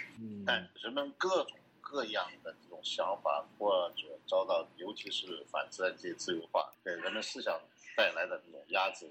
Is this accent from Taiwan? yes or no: no; Tongzi, Guizhou, China; moved away; also born or lived in Beijing; 我家乡所在的县城，就是贵州省遵义市下面的一个桐梓县